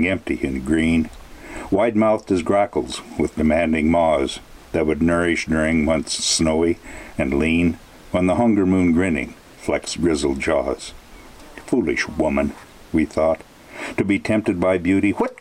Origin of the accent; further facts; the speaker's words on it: Colstrip, Montana, United States; my hometown of Colstrip